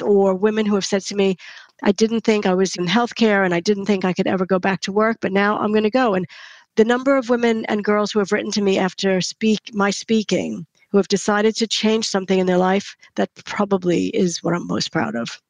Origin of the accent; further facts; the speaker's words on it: United States; moved away; because I'm American, I don't have family here.